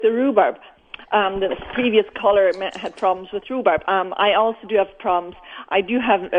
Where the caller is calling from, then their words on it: Blumenort, Manitoba, Canada; I'm Blumenort, close to Steinbeck.